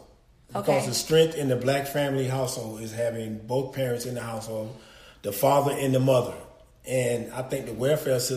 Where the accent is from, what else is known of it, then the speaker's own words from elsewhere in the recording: Panama City, Florida, United States; I was born in Panama City, Florida. Raised by my mother, grandparents, and aunties